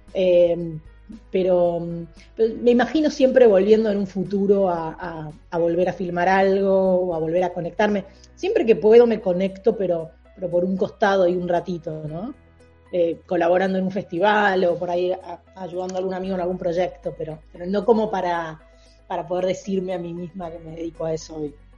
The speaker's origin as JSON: {"language": "Spanish", "country": "Argentina", "moved": "as an adult", "lives_now": "New York, United States", "said": "soy argentina, expatriada en New York"}